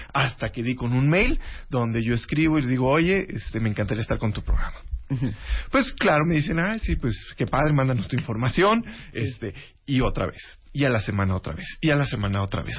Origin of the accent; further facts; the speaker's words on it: Río Verde, San Luis Potosí, Mexico; also born or lived in Mexico City; now in Guadalajara, Mexico; mi burbuja, Centenario 207, letra A, en Río Verde, San Luis Potosí